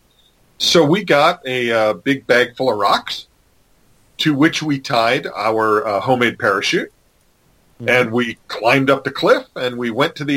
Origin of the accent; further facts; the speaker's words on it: New England, United States; I grew up in New England.